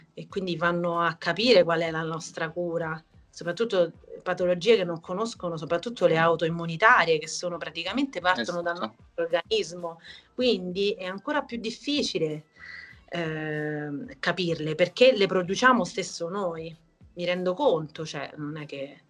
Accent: Italy; nel mio paese, che è l'Auria

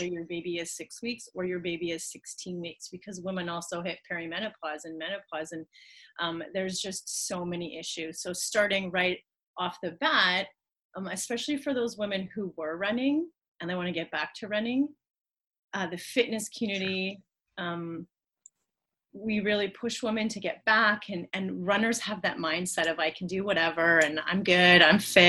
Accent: Canada; I am a physiotherapist from Canada

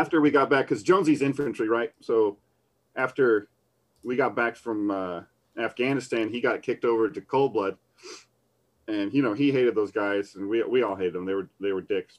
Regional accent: Battle Creek, Michigan, United States; Battle Creek Federal Center, my hometown

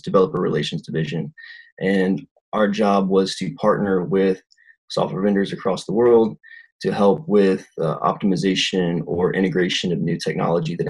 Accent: South Louisiana, United States; moved away as an adult; now in Utah, United States; I'm originally from South Louisiana, where there's literally no tech at all, and moved up to Utah

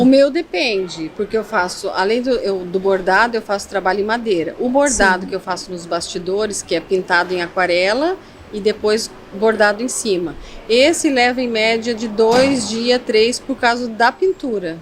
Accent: Foz do Iguaçu, Paraná, Brazil; também sou natural de Foz do Iguaçu

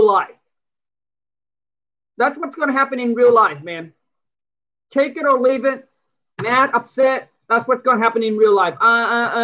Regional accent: Vietnam; English is a second language; now in United States; I came from from Vietnam. I came over here

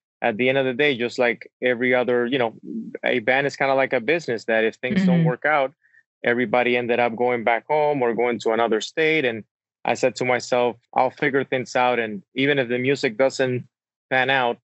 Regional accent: Santo Domingo, Dominican Republic; English is a second language; moved away as an adult; also born or lived in Wisconsin; now in United States; I'm actually originally born and raised in Santo Domingo, Dominican Republic, small island in the Caribbean.

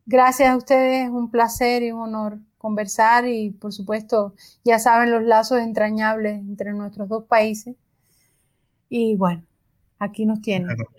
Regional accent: Cuba; Nosotros, por ejemplo, en Cuba vivimos

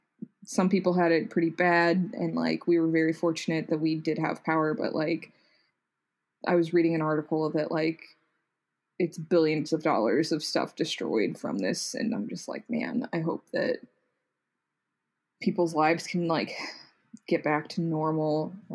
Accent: Texas, United States; a massive storm rolled up through here and it was cold for multiple days

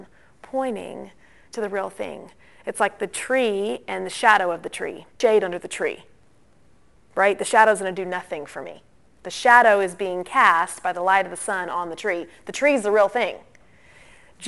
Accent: Atlanta, Georgia, United States; growing up in the Christian kind of Atlanta Bible Belt

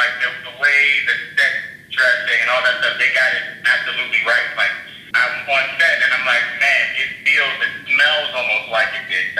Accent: Baltimore, Maryland, United States; also born or lived in New York City, United States / Los Angeles, United States; I was born in New York. I lived in New York until I was 7. Then I moved to Baltimore, and I lived in Baltimore until I was 17.

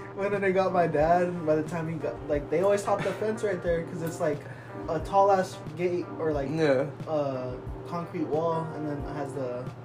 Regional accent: Montebello, California, United States; also born or lived in North Park; But I grew up in Montebello, like, before I went over to North Park.

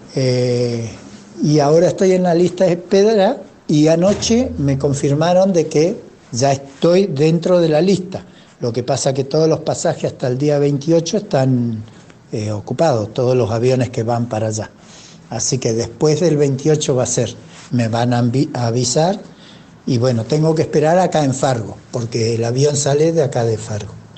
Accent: Trelew, Chubut, Argentina; soy oriundo de la ciudad de Trelew, provincia del Chubut

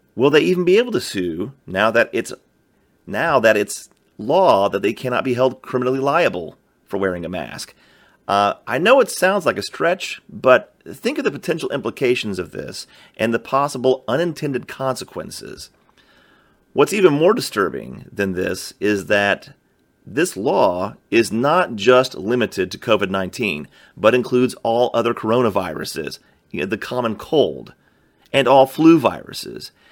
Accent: Georgia, United States; in my home state of Georgia

